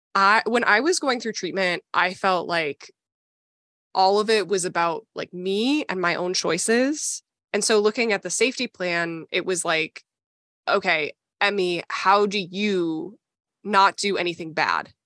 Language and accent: English; Minnesota, United States; I grew up in Minnesota